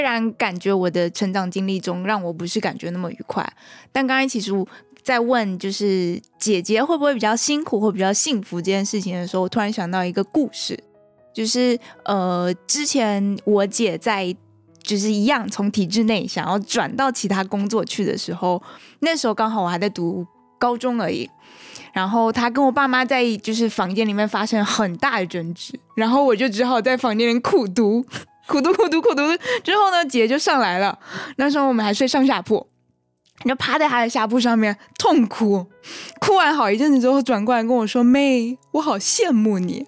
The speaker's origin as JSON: {"language": "Chinese", "country": "Taiwan", "said": "其实我是一个来自台湾的朋友"}